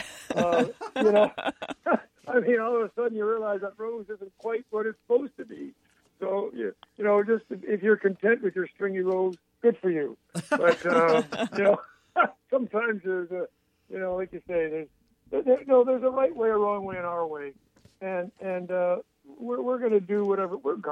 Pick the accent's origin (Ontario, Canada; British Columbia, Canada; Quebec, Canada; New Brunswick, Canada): Quebec, Canada; Montreal; now in Athens, United States; I'm a boy from Montreal, Canada, and here I am sitting in Athens, Georgia